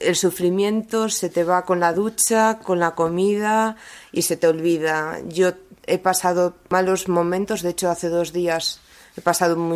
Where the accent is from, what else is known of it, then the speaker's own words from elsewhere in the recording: Galicia, Spain; llamaba la atención por ser gallega y hacerlo todo seguido desde allí.